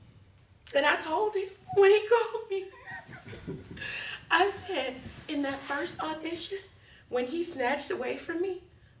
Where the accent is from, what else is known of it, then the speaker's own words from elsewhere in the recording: Pensacola, Florida, United States; I'm from Pensacola, Florida